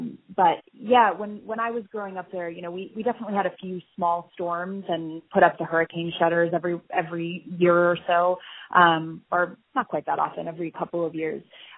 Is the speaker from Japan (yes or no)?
no; St. Croix, U.S. Virgin Islands; moved away; I was raised in St. Croix in the U.S. Virgin Islands.